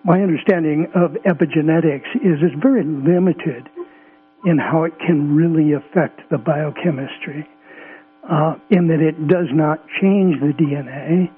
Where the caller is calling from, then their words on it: California, United States; From Southern Humboldt.